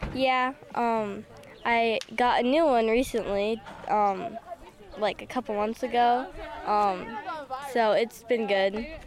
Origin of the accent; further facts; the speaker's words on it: Des Moines, Iowa, United States; I'm from Des Moines.